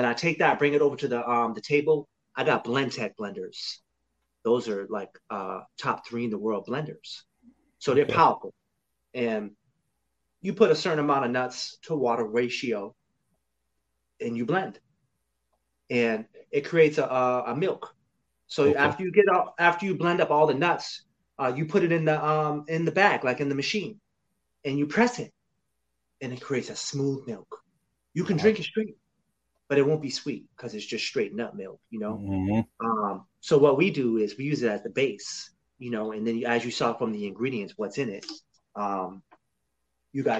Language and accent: English; Lowell, Massachusetts, United States; now in North Carolina, United States; I was born in Lowell, Massachusetts